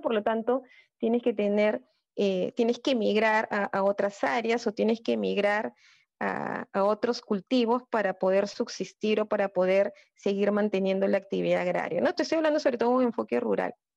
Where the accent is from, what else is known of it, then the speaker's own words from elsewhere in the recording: Peru; tenemos como peruanos